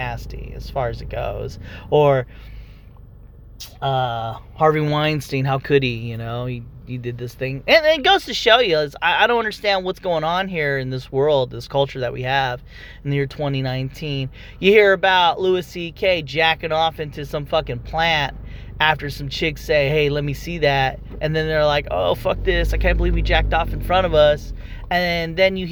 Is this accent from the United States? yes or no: no; Philippines; me being Filipino